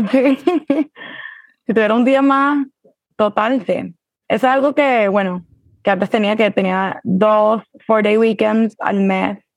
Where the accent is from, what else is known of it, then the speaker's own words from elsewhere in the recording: Mexico; born there; also born or lived in Brazil / Germany / Nigeria / Colombia; bueno, este, soy nacido en México, hija de venezolano, pero no viví más de tres meses ni en Venezuela ni en México.